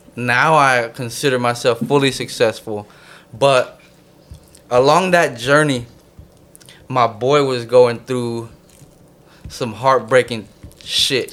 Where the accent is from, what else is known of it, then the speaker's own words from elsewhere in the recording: San Jose, California, United States; also born or lived in Connecticut; Bay Area is where I'm from